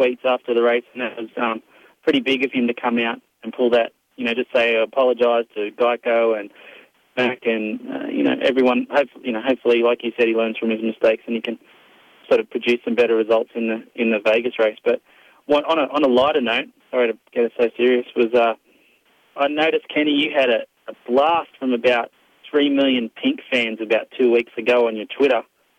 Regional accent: Australia; Australia, mate.

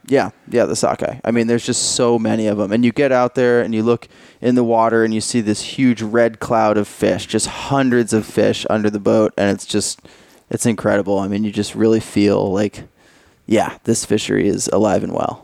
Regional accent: Portland, Oregon, United States; I'm from Oregon, Portland, Oregon. Uh, grew up fishing for salmon and steelhead

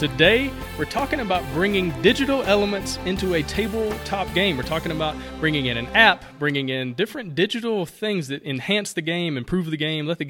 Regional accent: United States; now in Honduras; I'm in Honduras, you're in Poland, you're from France, I'm from the United States.

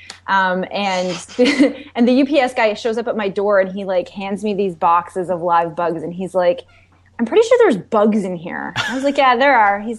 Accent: Canada; now in New York City, United States; I'm Canadian

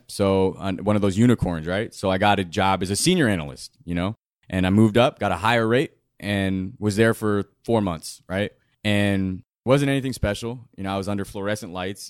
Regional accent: Southern California, United States; also born or lived in Indio, California; I grew up in Southern California and, uh, I was born in a town called Indio in Coachella Valley where it's hot as hell.

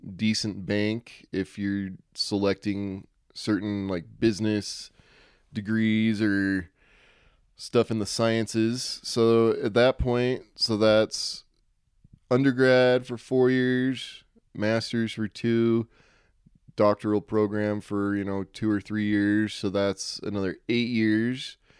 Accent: Utah, United States; I'm from Utah

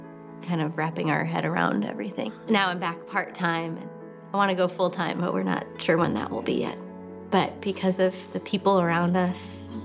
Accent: Minneapolis, Minnesota, United States; moved away as an adult; now in Nashville, United States; we are from Minneapolis, Minnesota, and we met when we were 15 in high school. So high school sweethearts. We have been in Nashville for about 8 years now. So this has really been home.

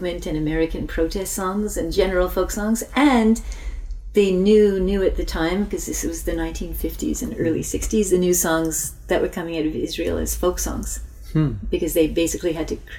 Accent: Quebec, Canada; now in Toronto, Canada; I grew up in French Canada in an English-speaking Jewish family

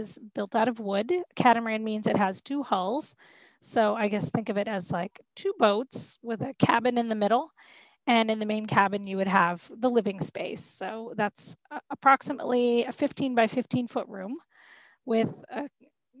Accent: Florida, United States; We grew up in Florida

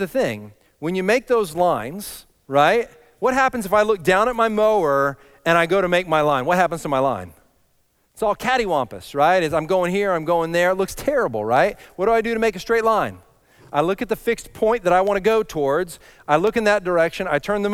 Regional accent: Texas, United States; moved away; I grew up in Texas

